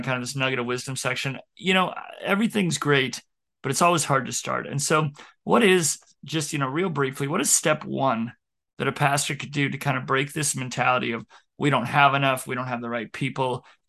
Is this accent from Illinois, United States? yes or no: no; Billings, Montana, United States; now in Baker, United States; I came from Billings, largest town in Montana, to Baker.